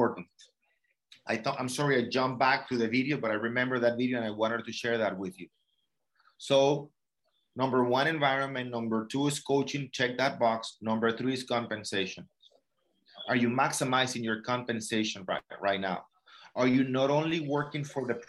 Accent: Venezuela; moved away; I'm from Venezuela

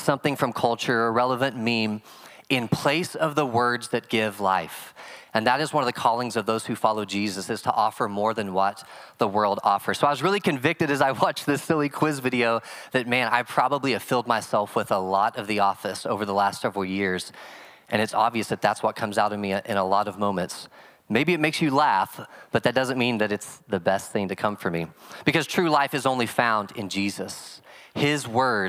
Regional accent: Oklahoma, United States; I'm from Oklahoma

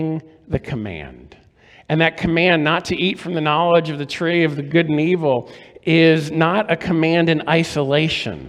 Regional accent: Maryland, United States; When I was growing up in Maryland, my grandparents lived in Florida

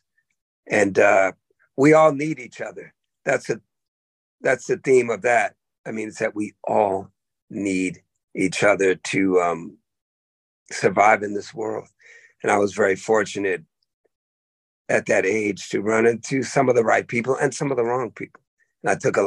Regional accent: Oakland, California, United States; also born or lived in the Berkshires, Massachusetts; I went from there to the blackest place in the world, Oakland, California

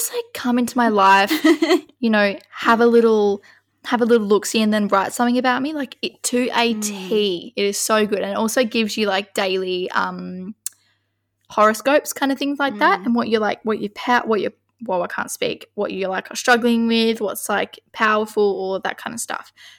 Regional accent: Kalgoorlie, Western Australia, Australia; I was born in Kalgoorlie on the 2nd of August 2000.

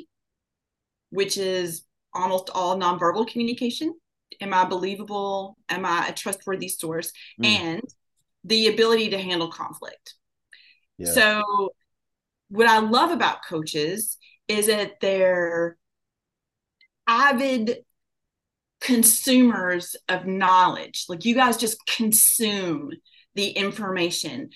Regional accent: Kentucky, United States; I grew up in Kentucky

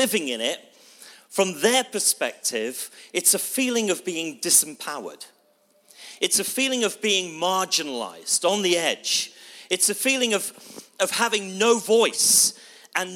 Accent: Bristol, South West England, United Kingdom; I come from Bristol

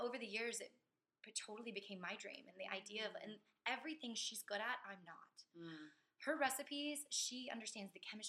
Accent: Katy, Texas, United States; I grew up in Katy on the west side

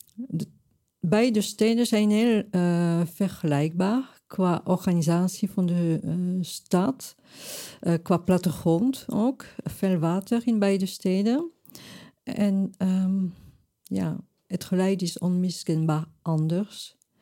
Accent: Toulouse, Occitania, France; now in Amsterdam, Netherlands; ik ben geboren in Frankrijk, Zuidwest-Frankrijk, Toulouse

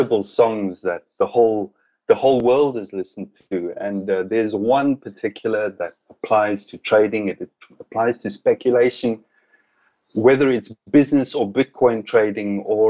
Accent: South Africa; moved away as an adult; now in Thailand; growing up in South Africa

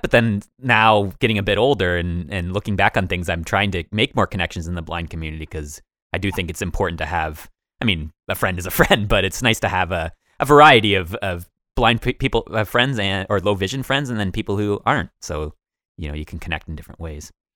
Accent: Woodstock, Ontario, Canada; we, we grew up just outside of Woodstock, a very small city.

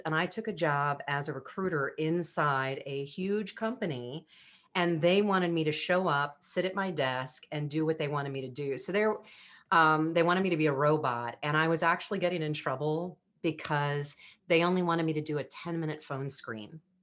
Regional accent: United States; I was the girlfriend from America

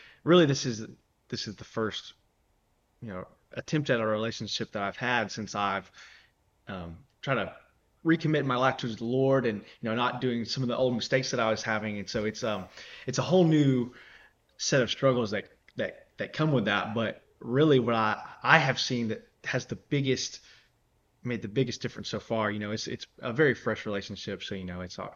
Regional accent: Georgia, United States; I live where we grew up in Georgia.

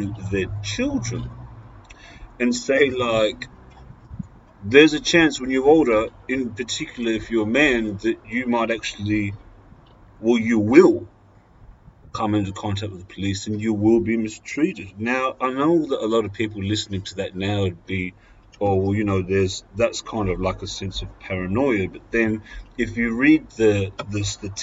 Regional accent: Australia; as a white male growing up in Australia

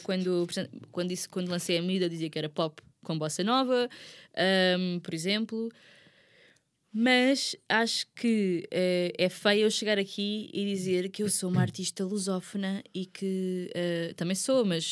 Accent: Margem Sul, Lisbon, Portugal; eu sou da Margem Sul

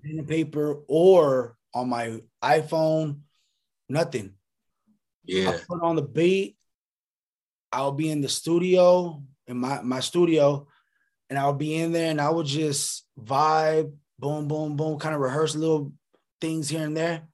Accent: Lancaster, California, United States; also born or lived in Sacramento, California; Sacramento made me, but Lancaster, the AV raised me.

